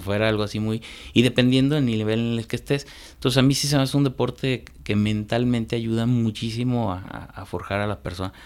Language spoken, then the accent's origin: Spanish; León, Guanajuato, Mexico; also born or lived in Salamanca, Guanajuato / Irapuato, Guanajuato; ya como desde los nueve años, diez años, no, desde los nueve ya vivo aquí en León